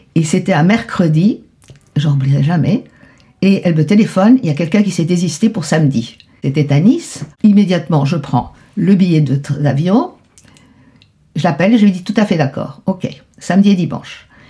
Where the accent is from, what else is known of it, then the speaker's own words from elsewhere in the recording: Buenos Aires, Argentina; moved away as an adult; partie de Buenos Aires en pleurant hmm. dans la voiture tout le temps. C'était déchirant parce que je voulais pas laisser mon pays.